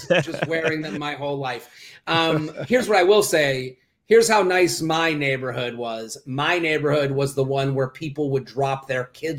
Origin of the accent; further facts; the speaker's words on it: Needham, Massachusetts, United States; moved away as an adult; now in New York, United States; I grew up I'm from outside of Boston, a town called Needham, which is about 20 minutes outside of Boston. And I grew up there my whole life.